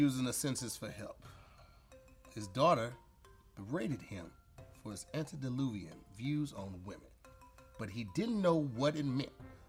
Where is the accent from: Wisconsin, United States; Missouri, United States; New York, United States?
Missouri, United States; St. Louis; oh, I'm from St. Louis.